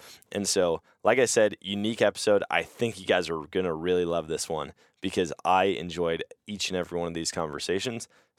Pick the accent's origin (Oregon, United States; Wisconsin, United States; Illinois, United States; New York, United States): Wisconsin, United States; Eau Claire; moved away; I mean, I grew up in Eau Claire, but it sounds like this event kind of started after I moved out of state